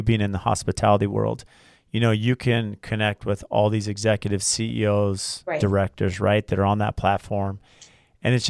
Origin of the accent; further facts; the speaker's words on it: San Diego, California, United States; moved away; I grew up in San Diego, so I, you know, that was as a teenager growing up in San Diego, it was fun